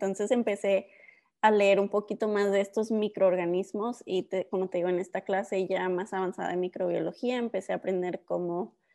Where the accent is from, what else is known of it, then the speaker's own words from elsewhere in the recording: Ciudad Juárez, Chihuahua, Mexico; also born or lived in El Paso; soy este, mexicana, americana. Yo, mi historia empieza cuando nací, pues, en, en la frontera de Ciudad Juárez y El Paso, Texas, pero con papás mexicanos, pues, siempre me, este, me fui a vivir a México. Vivimos en Ciudad Juárez por varios años